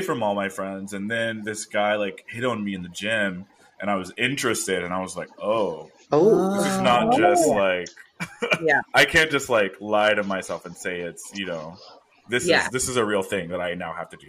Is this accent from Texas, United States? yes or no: yes; Houston, Texas, United States; moved away as an adult; also born or lived in Austin, Texas; now in California, United States; I grew up in Houston, which is one of the most diverse cities in the U.S.